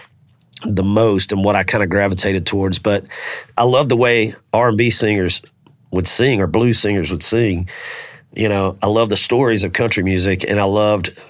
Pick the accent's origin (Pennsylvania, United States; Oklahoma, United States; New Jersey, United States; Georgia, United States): Georgia, United States; Macon; growing up in Macon